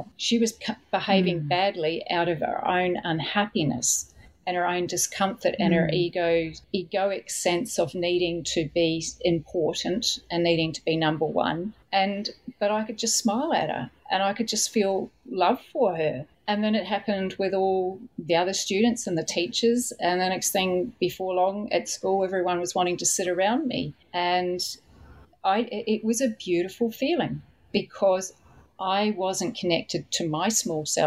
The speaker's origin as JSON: {"language": "English", "country": "New Zealand", "tie": "born or raised there", "said": "I was brought up in New Zealand"}